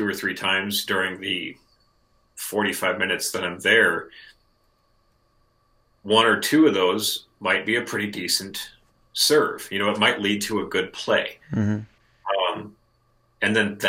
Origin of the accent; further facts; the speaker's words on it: Lincoln, Nebraska, United States; We're both from Lincoln, Nebraska. I live in Lincoln